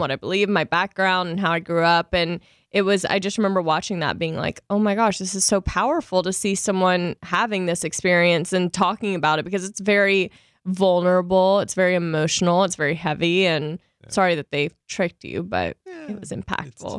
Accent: Louisiana, United States; I'm from Louisiana

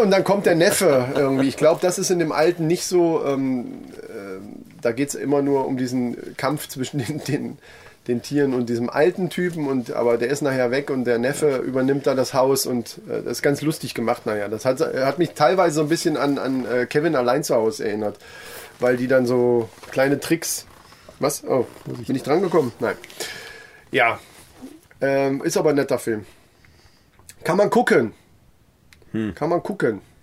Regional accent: Kassel, Hesse, Germany; wir sind aus Kassel

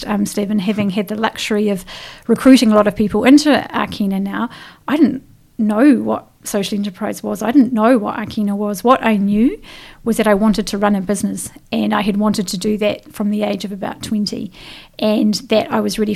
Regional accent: Wellington, New Zealand; moved away as an adult; also born or lived in London; We're both from Wellington, with our families

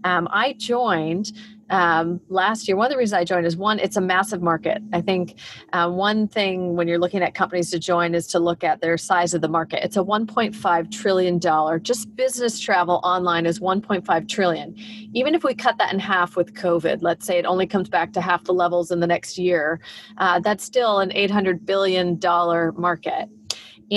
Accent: California, United States; also born or lived in Texas / Minnesota / Illinois / Belgium; I was born in Texas, and lived in Minnesota and Illinois for a brief amount of time. But most of my life, I've been in California.

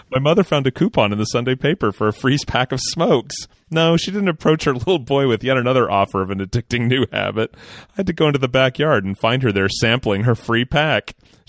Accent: Sudbury, Ontario, Canada; now in St. Thomas, Canada; Last year on February 1st, I moved from my hometown of Sudbury, Ontario, Canada, to St. Thomas, Ontario, Canada, to start a new job.

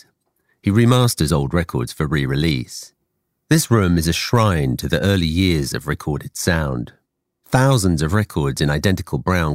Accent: England, United Kingdom; I grew up in England

